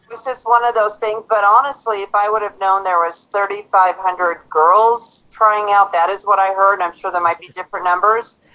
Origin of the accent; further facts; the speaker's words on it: Auburn, Washington, United States; I'm from Auburn, Washington